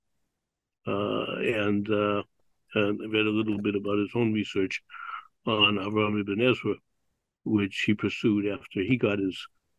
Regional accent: Boston, Massachusetts, United States; I was born in Boston and went to a Latin school to begin

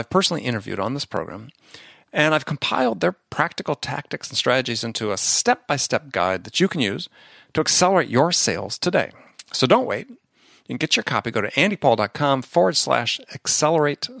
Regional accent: Midwest, United States; also born or lived in New York; now in San Diego, United States; I grew up in the Midwest

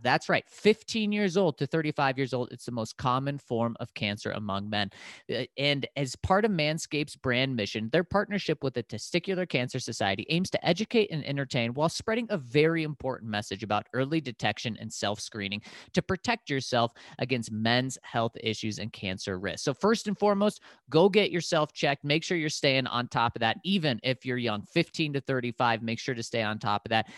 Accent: Denver, Colorado, United States; now in Chicago, United States; I grew up in Denver

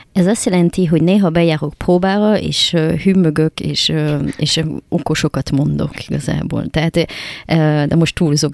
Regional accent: France; Hungarian is a second language; now in Hungary; francia vagyok

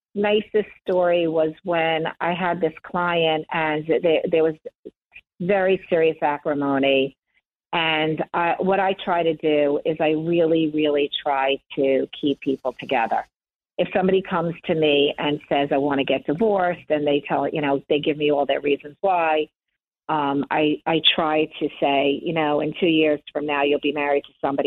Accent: Long Island, New York, United States; I grew up in Long Island, and I was born in 1965

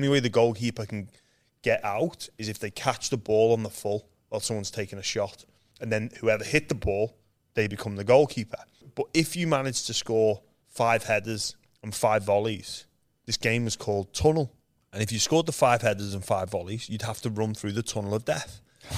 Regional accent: Liverpool, North West England, United Kingdom; moved away as an adult; I was born in Liverpool, England, where there's no rugby league. I'm one of seven kids, so yeah, it was a busy household growing up.

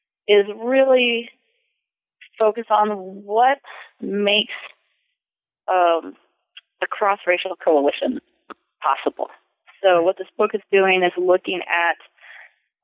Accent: San Francisco Bay Area, California, United States; moved away as an adult; also born or lived in Massachusetts; I grew up in the San Francisco Bay Area

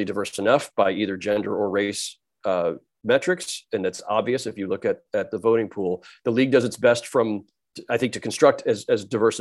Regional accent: San Jose, California, United States; I grew up in San Jose, California.

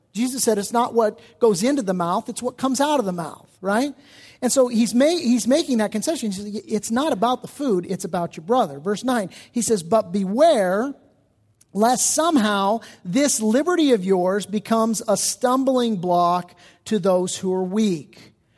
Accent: United States; especially as American Christians

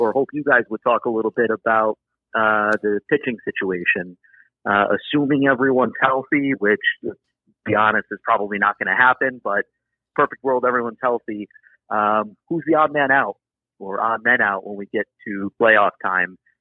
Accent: Amsterdam, New York, United States; now in Long Island, United States; I'm from Amsterdam, New York originally, which is up there near Glens Falls

